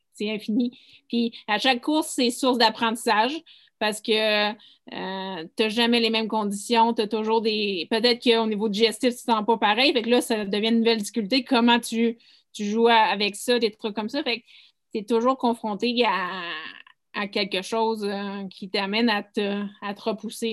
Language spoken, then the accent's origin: French; Mont-Tremblant, Quebec, Canada; moi, je viens de Tremblant